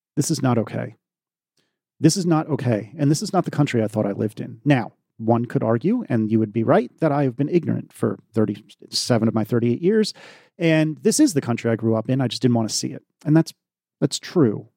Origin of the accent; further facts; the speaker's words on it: United States; As an American